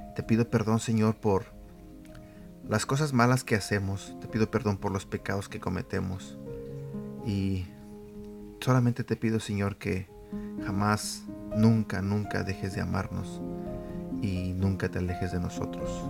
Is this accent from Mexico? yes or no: yes; Mexico; yo soy mexicano y en México nosotros le llamamos este flojera